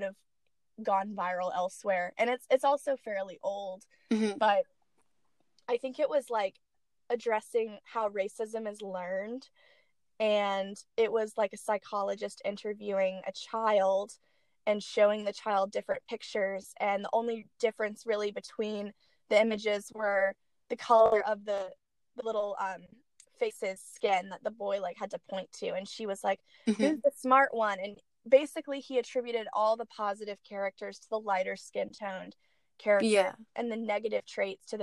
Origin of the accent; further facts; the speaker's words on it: the American South, United States; I grew up in the American South